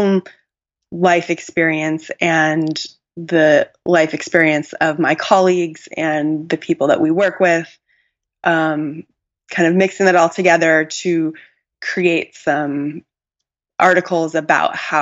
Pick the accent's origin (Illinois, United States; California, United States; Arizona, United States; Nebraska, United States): Arizona, United States; Tucson; I grew up in Tucson, Arizona